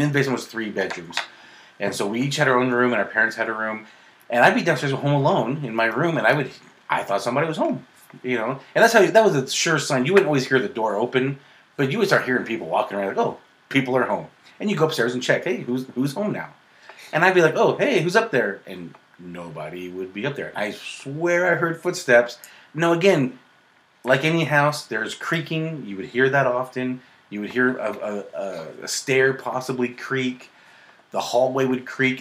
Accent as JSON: {"language": "English", "town": "Midvale", "region": "Utah", "country": "United States", "tie": "born or raised there", "said": "we grew up in Midvale, Utah"}